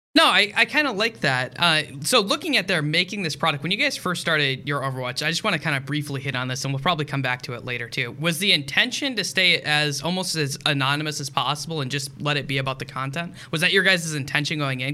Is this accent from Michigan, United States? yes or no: yes; Michigan, United States; I grew up in Michigan, uh, which is very close to the Green Bay Packers